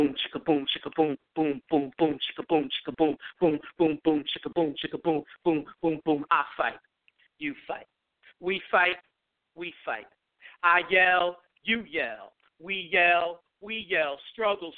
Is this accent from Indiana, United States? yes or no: no; New York City, New York, United States; now in New Jersey, United States; I'm originally from you know, the birthplace of anything that's dope, which is Brooklyn